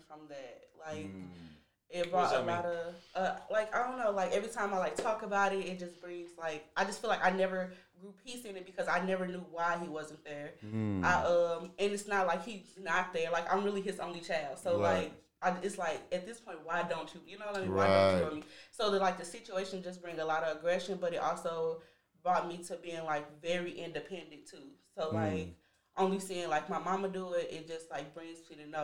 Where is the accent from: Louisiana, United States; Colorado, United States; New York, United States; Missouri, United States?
Missouri, United States; St. Louis; I'm definitely South St. Louis.